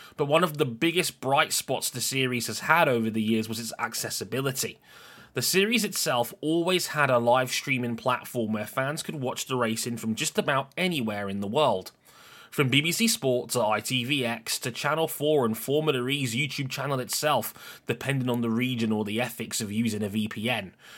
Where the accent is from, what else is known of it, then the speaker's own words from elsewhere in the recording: United Kingdom; I'm a British citizen